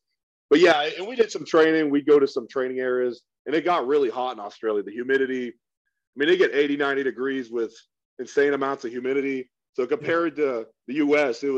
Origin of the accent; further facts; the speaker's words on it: Oregon, United States; moved away as an adult; I'm from Oregon originally